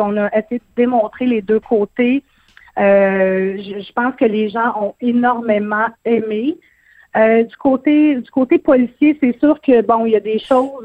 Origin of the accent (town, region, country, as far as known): Quebec, Canada